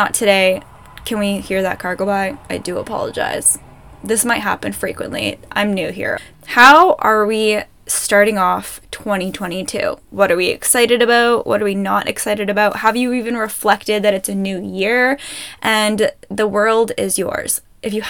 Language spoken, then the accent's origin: English; Ontario, Canada; now in Alberta, Canada; I'm from Ontario, I know the difference between Ontario winter and Alberta winter, and I remember living in Ontario